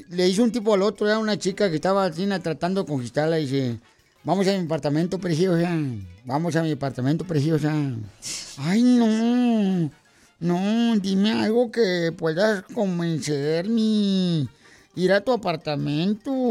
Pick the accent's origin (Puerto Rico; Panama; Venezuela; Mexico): Mexico; Sahuayo, Michoacán; now in United States; Yo vine de Zaguay, Michoacán, aquí a triunfar.